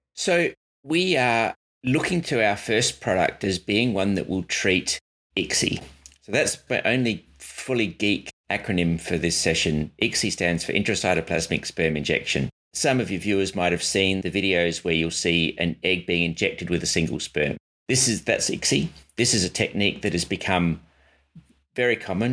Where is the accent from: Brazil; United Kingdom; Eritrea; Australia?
Australia; Adelaide, South Australia; Adelaide, my hometown